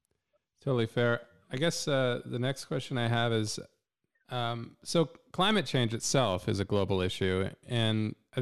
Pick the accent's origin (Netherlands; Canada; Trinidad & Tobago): Canada; I'm a Canadian